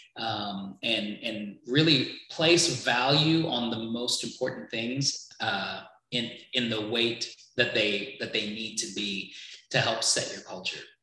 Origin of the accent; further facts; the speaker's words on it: Trinidad & Tobago; originally I'm from Trinidad